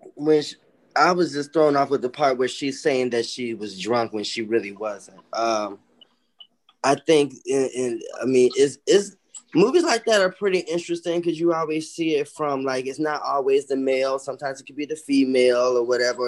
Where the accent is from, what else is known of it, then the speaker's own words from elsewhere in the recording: Chicago, Illinois, United States; My roots, even though I'm from Chicago, is Mississippi. My parents are from Mississippi.